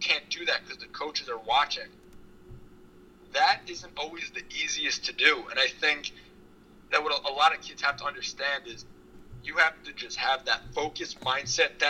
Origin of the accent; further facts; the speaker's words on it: Long Island, New York, United States; I'm from Long Island, where I am now